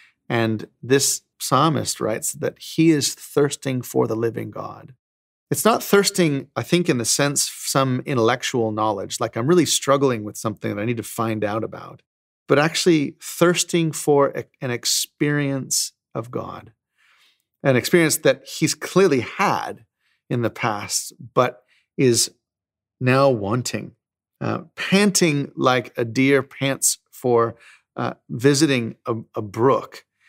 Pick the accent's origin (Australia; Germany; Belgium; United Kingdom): Australia; I'm actually Australian, I know I don't sound like it